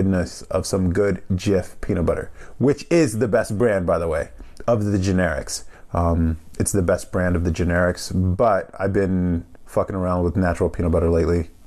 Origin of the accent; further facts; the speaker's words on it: California, United States; also born or lived in Albany, New York, United States; So I grew up in California, made a move to the East Coast, Albany area for a job out of college, and then spent almost a decade there, and then moved back to California